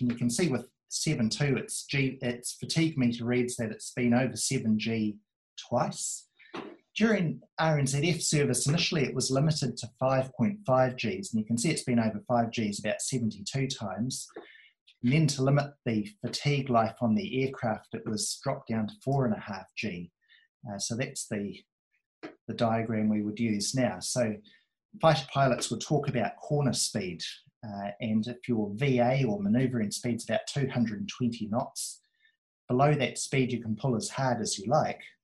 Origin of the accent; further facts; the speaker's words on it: near Ardmore, Auckland, New Zealand; when I was a baby, I was brought up near Ardmore